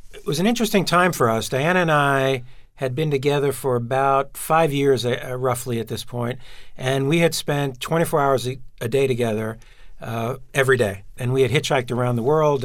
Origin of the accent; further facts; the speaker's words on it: New York City, New York, United States; I'm from Brooklyn